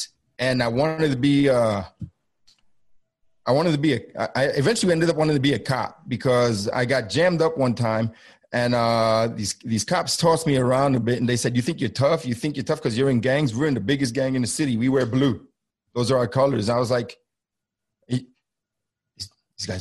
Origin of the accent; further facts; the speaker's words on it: New York City, New York, United States; I was born and raised in Bushwick, Brooklyn, New York City.